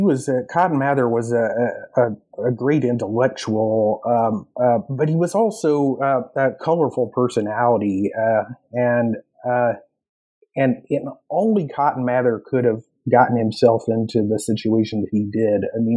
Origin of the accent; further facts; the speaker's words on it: North Carolina, United States; now in Midwest, United States; when I moved here to the Midwest, I was born and raised in North Carolina, where there aren't as many tornadoes.